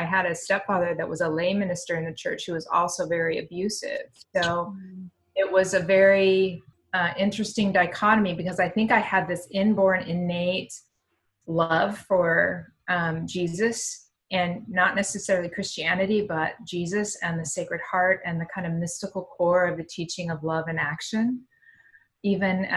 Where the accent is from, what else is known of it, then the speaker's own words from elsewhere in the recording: Eastern Oregon, United States; I grew up in Eastern Oregon